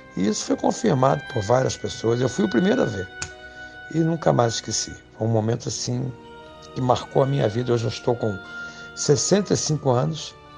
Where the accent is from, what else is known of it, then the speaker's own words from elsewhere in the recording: Petrópolis, Rio de Janeiro, Brazil; sou natural do Rio de Janeiro, Brasil, né? Resido na cidade de Petrópolis, que é estado do Rio de Janeiro. Deus da idade dos oito anos de idade eu vim para, para Petrópolis